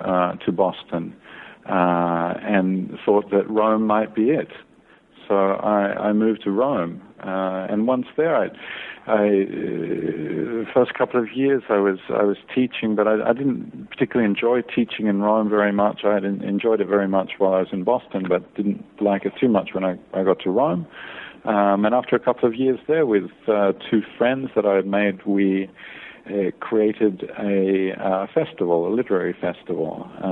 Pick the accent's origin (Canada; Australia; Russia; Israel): Australia; born there; moved away as an adult; also born or lived in California / Scotland / France; Well, I was born in Australia and left when I was 21 for the great big world outside of Australia, and ended up in California for a few years.